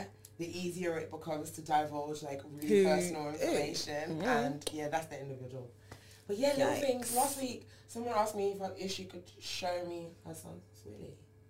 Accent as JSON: {"language": "English", "region": "East Midlands", "country": "United Kingdom", "said": "Yeah, because so originally, as you know, I'm from Lincolnshire."}